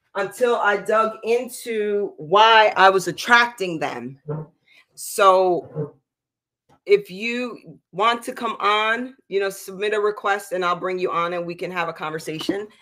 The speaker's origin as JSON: {"language": "English", "region": "East Coast", "country": "United States", "moved": "yes", "said": "I'm from the East Coast where you can get in a car and drive forty-five minutes to an hour to get to a beach"}